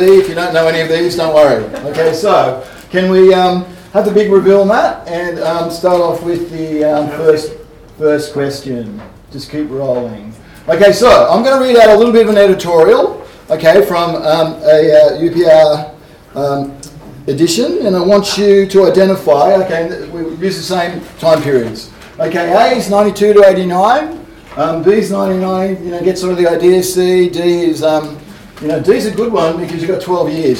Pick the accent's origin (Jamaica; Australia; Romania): Australia; Hobart, Tasmania; I'm from Hobart